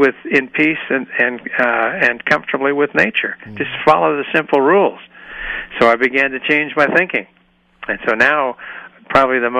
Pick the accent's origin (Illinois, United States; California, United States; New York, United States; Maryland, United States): Illinois, United States; Chicago; moved away as an adult; now in Walnut Creek, United States; I came from Chicago originally